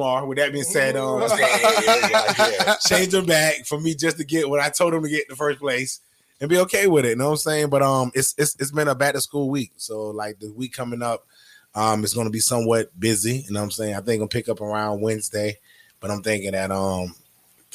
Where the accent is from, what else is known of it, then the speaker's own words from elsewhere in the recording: New York City, New York, United States; moved away as an adult; now in Jacksonville, United States; I'm originally from New York